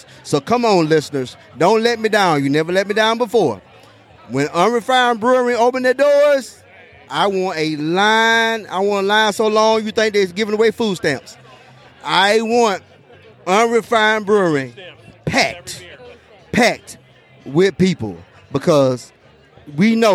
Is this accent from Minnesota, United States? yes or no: no; Tuscaloosa, Alabama, United States; now in St. Cloud, United States; Born and raised in Tuscaloosa, Alabama, the Crimson Tide of the University of Alabama